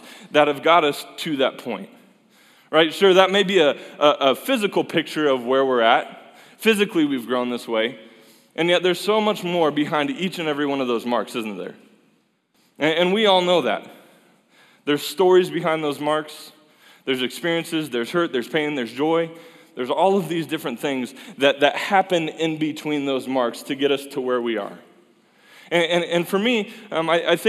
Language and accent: English; Fort Collins, Colorado, United States; a place where I grew up in Colorado and love that place